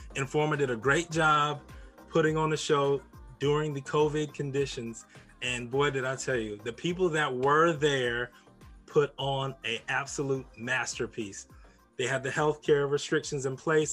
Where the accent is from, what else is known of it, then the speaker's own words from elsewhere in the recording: St. Petersburg, Florida, United States; my hometown